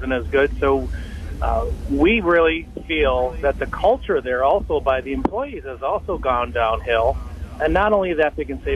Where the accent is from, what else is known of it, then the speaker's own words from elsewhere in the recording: Racine County, Wisconsin, United States; I'm actually from the Racine County area. I live in Raymond